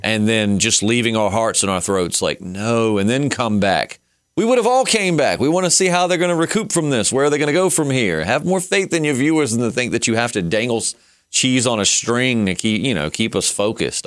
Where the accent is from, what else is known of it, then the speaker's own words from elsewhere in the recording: the South, Virginia, United States; because we're from the South and we know they're in Virginia, which is where we're located